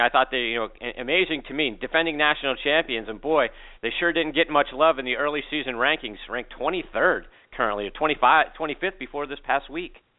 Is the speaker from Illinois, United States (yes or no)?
no; Pittsburgh, Pennsylvania, United States; my hometown of Pittsburgh, Pennsylvania